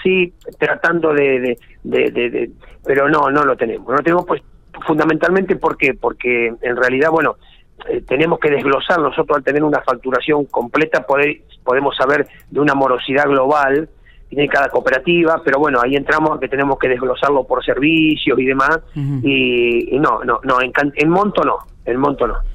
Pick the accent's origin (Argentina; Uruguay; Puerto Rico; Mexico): Argentina; especialmente como argentinos